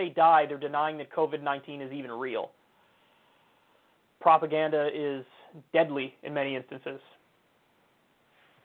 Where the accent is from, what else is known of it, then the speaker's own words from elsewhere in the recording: United States; I'm as American as it gets.